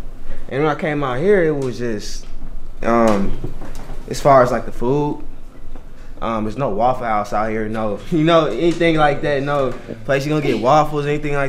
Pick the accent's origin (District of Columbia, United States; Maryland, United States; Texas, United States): Texas, United States; Killeen; moved away as an adult; now in San Antonio, United States; It was very different for me coming out here because, I'm from Killeen, and it's a lot of Black people.